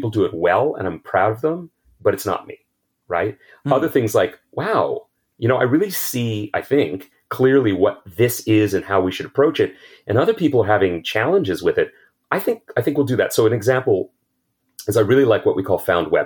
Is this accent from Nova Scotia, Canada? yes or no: no; Ottawa, Ontario, Canada; a kid growing up in Ottawa